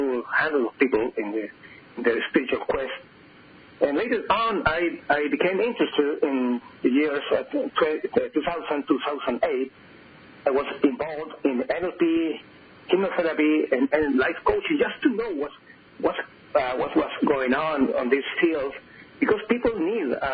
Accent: Chile; English is a second language; I was born in Chile and Andes, where I lived and still live

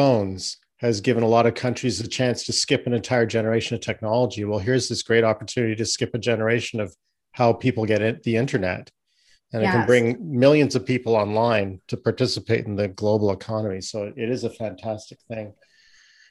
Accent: Canada; As a Canadian

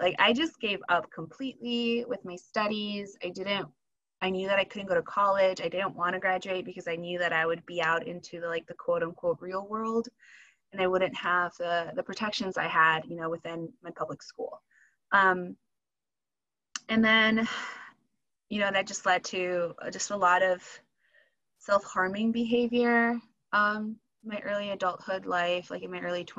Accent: Wisconsin, United States; also born or lived in Michoacán, Mexico / California; I was seven when we moved to Wisconsin

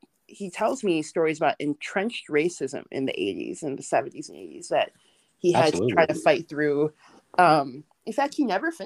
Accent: Milwaukee, Wisconsin, United States; I grew up in Milwaukee, Wisconsin. I was born in the U.S.

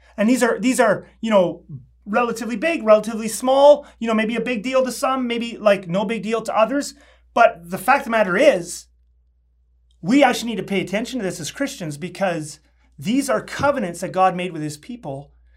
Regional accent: Canada; I'm a Canadian citizen

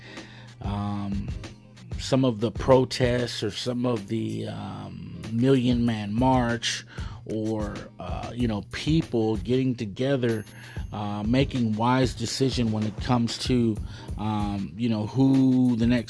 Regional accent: United States; I'm a Chicano

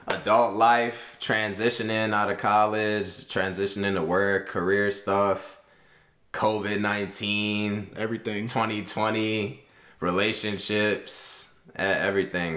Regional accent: Maryland, United States; also born or lived in California / New Jersey / New York; born in Cali, moved around to New Jersey, New York area for a little bit, and then moved to Maryland when I was seven

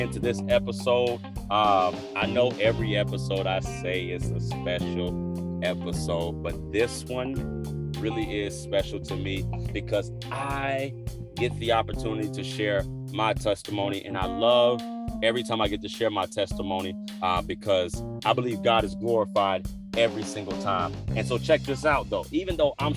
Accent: Killeen, Texas, United States; I was born and raised in Killeen, Texas

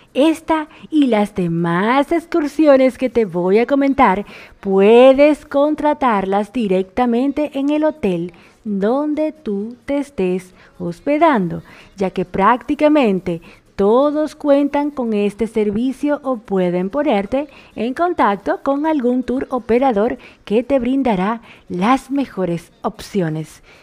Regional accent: Dominican Republic; now in Argentina; una dominicana en Argentina y la dominicana más argentina

